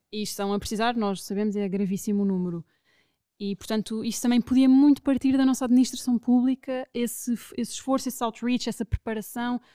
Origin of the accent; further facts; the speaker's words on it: Lisbon, Portugal; also born or lived in London; sendo portuguesa e sendo de Lisboa